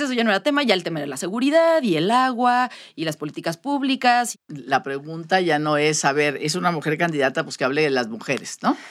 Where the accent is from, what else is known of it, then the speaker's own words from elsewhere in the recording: Sonora, Mexico; somos sonorenses